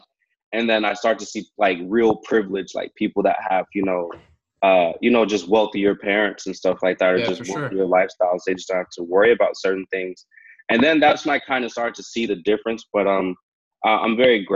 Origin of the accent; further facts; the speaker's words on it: Hayward, California, United States; now in Vancouver, Canada; I grew up in Hayward, California